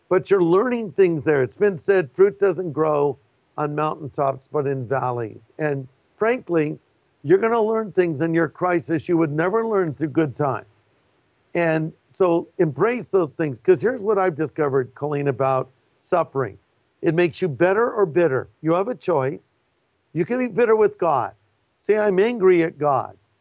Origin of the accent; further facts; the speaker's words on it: California, United States; I'm from California